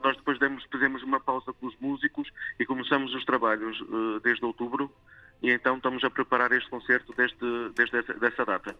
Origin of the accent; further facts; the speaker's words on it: Vila Real, Norte, Portugal; moved away; also born or lived in Rio de Janeiro, Brazil; No Rio de Janeiro, pa, eh, sou, sou filho de pais, pais portugueses, não é? como é óbvio, e então eu vim com oito é? anos para o, para o continente, para Vila Real